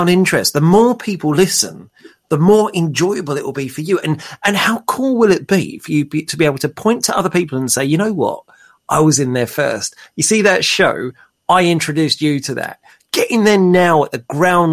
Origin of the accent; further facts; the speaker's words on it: London, United Kingdom; moved away as an adult; now in Kent, United Kingdom; I'm from North London